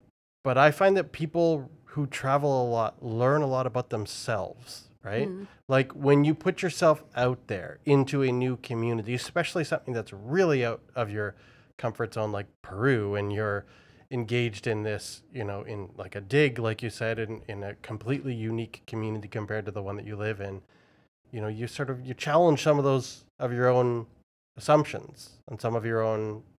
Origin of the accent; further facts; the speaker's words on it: Vancouver, British Columbia, Canada; born there; also born or lived in Toronto / United Kingdom; I was born in Vancouver and then ended up in Toronto and then UK and Europe and back to Toronto and those kinds of things.